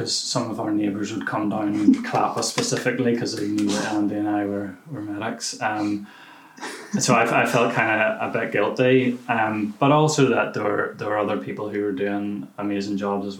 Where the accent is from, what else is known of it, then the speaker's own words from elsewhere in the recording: Whitehead, Northern Ireland, United Kingdom; moved away as an adult; also born or lived in New Zealand; now in Belfast, United Kingdom; I am 33 years old. I'm from Whitehead originally, but have obviously bought a house in East Belfast.